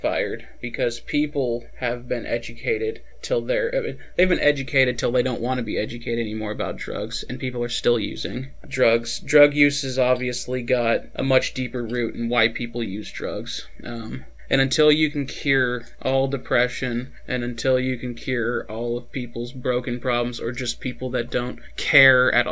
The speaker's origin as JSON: {"language": "English", "town": "Albuquerque", "region": "New Mexico", "country": "United States", "tie": "born or raised there", "said": "I was born in Albuquerque, New Mexico."}